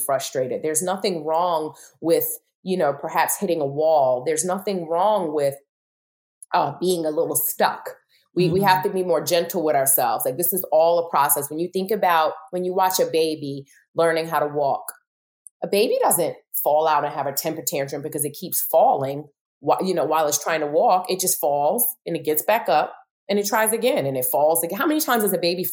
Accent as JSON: {"language": "English", "town": "New York City", "region": "New York", "country": "United States", "said": "I'm from Brooklyn, so I'm very assertive"}